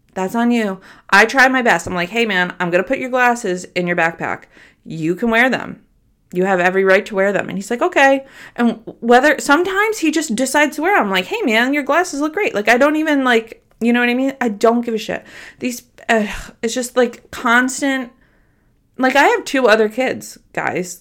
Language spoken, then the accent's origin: English; Troy, New York, United States; I grew up in a very big home in South Troy